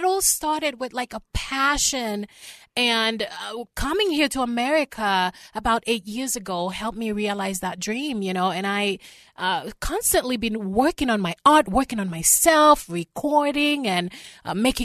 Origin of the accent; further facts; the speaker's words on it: Haiti; moved away; I grew up in Haiti